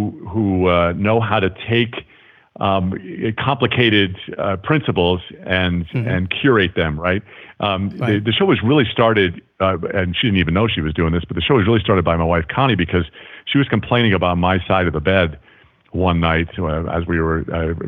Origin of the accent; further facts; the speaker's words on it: New York, United States; accent: Long Island; because I grew up on Long Island, and I can't even do a Long Island accent anymore because, well, it's like, you know, what are you doing?